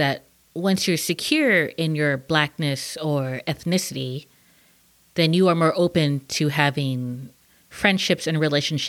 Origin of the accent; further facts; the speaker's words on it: United States; being Chinese American, I as I've gotten older, I have grown a bigger friend base of Chinese and Chinese American friends